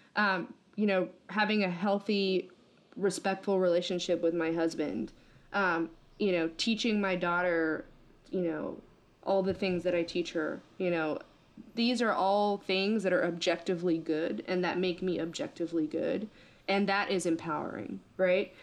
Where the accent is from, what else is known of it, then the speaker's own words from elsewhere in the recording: United States; I'm American